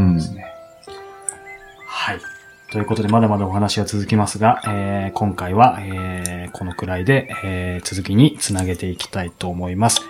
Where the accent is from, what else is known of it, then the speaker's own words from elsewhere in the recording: Japan; 僕もですけど、日本に生まれたって意味では統一してると思うんですけど